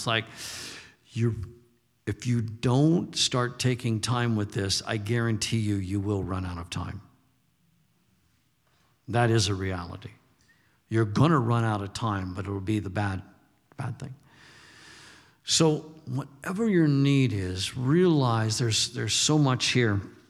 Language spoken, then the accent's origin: English; Texas, United States; I says, I'm from Texas, and it's not weird to hunt.